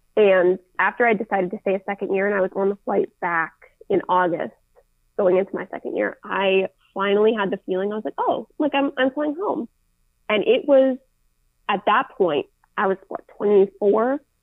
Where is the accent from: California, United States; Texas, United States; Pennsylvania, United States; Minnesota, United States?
Minnesota, United States; Minneapolis; I didn't choose to grow up in the Twin Cities in Minnesota.